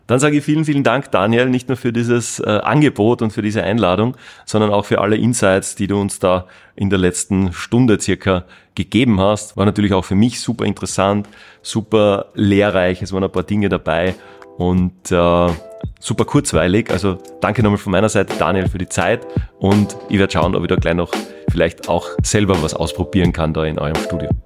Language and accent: German; Salzburg, Austria; da bei uns in Österreich, da in Salzburg